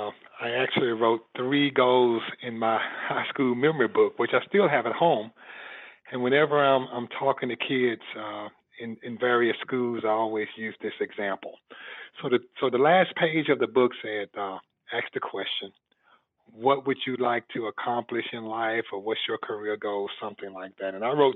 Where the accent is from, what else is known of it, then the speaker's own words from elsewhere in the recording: Birmingham, Alabama, United States; I was born and raised in Birmingham, of course, a city that's famously known for the civil rights struggle